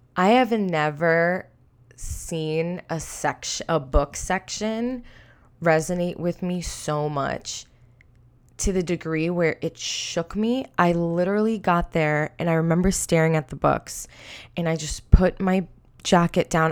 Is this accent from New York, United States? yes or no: yes; Long Island, New York, United States; I'm from Long Island, New York